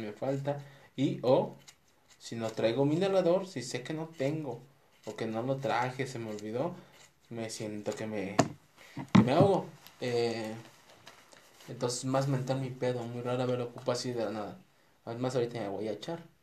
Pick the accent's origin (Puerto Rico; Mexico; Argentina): Mexico; now in Guadalajara, Mexico; aquí en, Guadalajara, nosotros somos de México